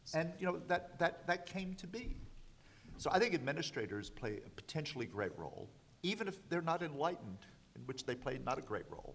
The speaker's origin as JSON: {"language": "English", "region": "the South", "country": "United States", "tie": "born or raised there", "said": "I grew up in the South"}